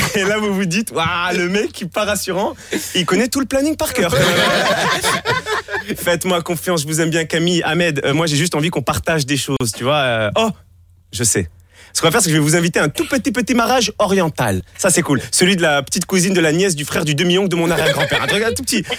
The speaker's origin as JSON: {"language": "French", "country": "Monaco", "said": "je suis de Monaco"}